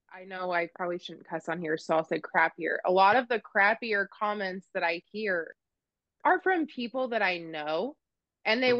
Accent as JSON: {"language": "English", "region": "central Oregon", "country": "United States", "tie": "born or raised there", "moved": "yes", "lives_now": "Kansas, United States", "said": "I grew up in Oregon in this the central part of Oregon and like full on cowboy country out in the sagebrush"}